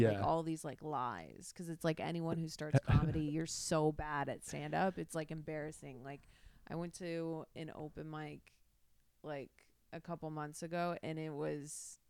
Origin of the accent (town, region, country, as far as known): Chicago, Illinois, United States